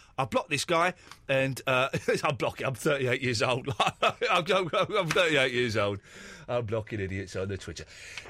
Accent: Slough, South East England, United Kingdom; As you do know, Eloise, I am from Slough, and this is how, if I had gone with my jeans, this is how I'll be talking normally.

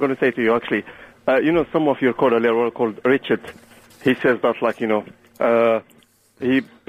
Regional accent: Tunisia; English is a second language; moved away; I'm from Tunisia, actually.

